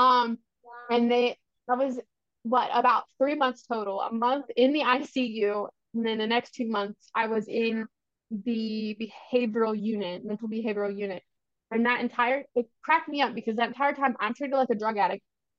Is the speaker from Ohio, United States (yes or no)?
yes; Ohio, United States; born or raised there